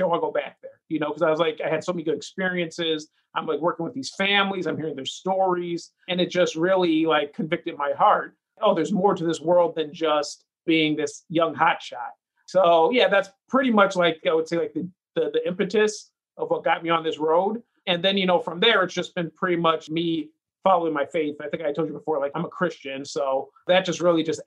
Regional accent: Madison, Wisconsin, United States; now in Chicago, United States; I grew up in Madison, Wisconsin. I'm a proud Wisconsin Badger

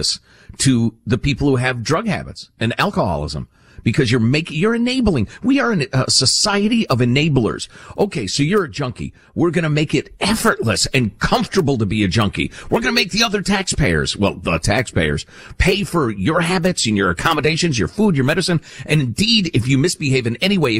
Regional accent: Chicago, Illinois, United States; When I was a little kid growing up in Chicagoland

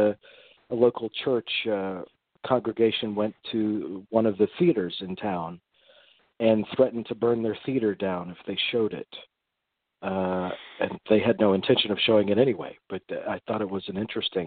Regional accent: Lakeland, Florida, United States; I grew up in Lakeland, Florida.

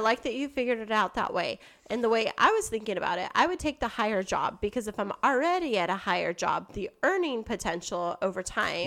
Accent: Kingsburg, California, United States; my hometown, Kingsburg

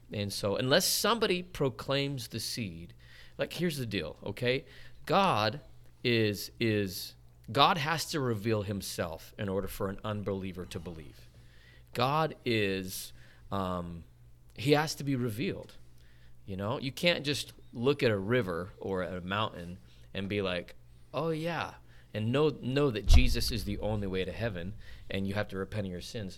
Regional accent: Salt Lake City, Utah, United States; born and raised in Salt Lake City, Utah.

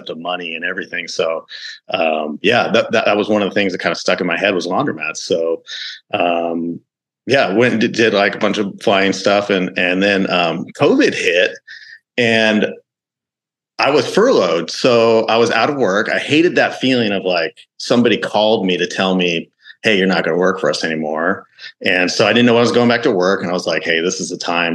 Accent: Oregon, United States; I'm originally from Oregon

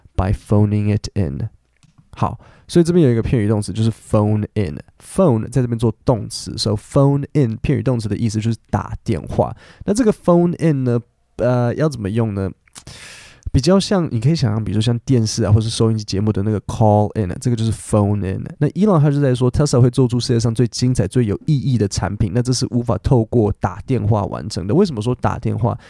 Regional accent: Taipei, Taiwan; 我是台北人啊

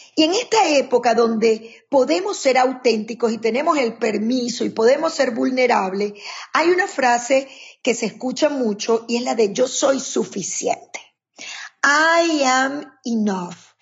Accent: Maracaibo, Zulia, Venezuela; moved away as an adult; now in United States; Soy venezolana de la tierra, una de las tierras más calientes de Venezuela, que es Maracaibo

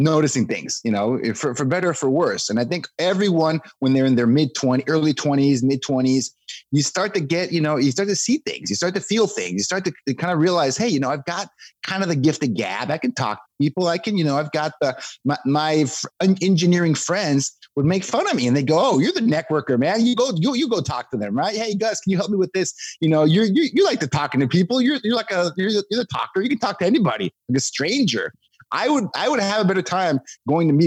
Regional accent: Mexico; moved away as an adult; now in United States; I grew up in Mexico, right? That's where I'm from, on the border with the US

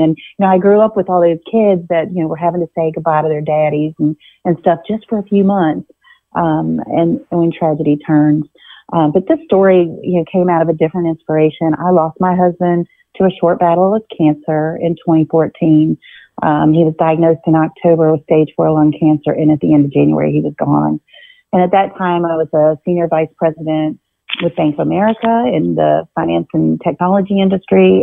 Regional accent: Virginia Beach, Virginia, United States; I grew up in Virginia Beach

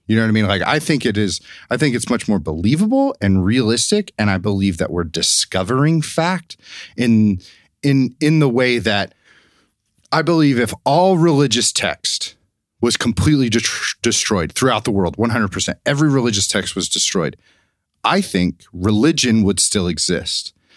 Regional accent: the South, United States; growing up in the South, uh, we did not talk about evolution in science in high school

